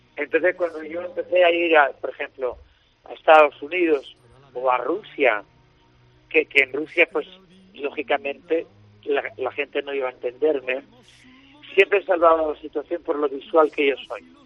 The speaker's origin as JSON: {"language": "Spanish", "region": "Andalusia", "country": "Spain", "said": "soy andaluz"}